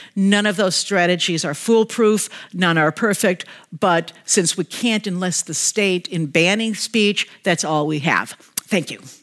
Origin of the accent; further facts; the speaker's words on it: United States; I'm also an American